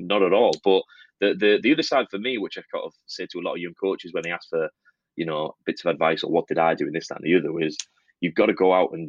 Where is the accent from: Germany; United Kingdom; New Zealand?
United Kingdom; Middlesbrough, North East England; I'm from Middlesbrough